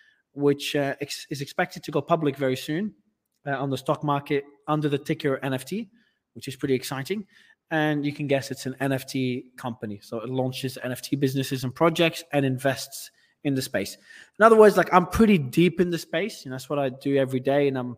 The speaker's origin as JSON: {"language": "English", "country": "Australia", "tie": "born or raised there", "also_born_or_lived": "Lebanon", "accent": "Australian", "moved": "as an adult", "said": "I'm originally from Australia, but I was born in Lebanon, but I migrated to Australia as a kid. So my accent was Australian until I left the country about 7 years ago"}